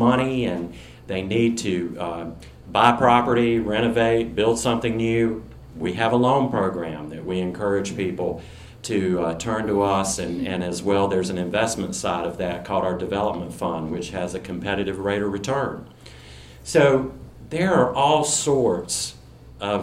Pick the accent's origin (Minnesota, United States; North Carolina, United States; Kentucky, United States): North Carolina, United States; near Salisbury and Winston-Salem; moved away; my hometown, which is right outside of Salisbury and Winston-Salem, North Carolina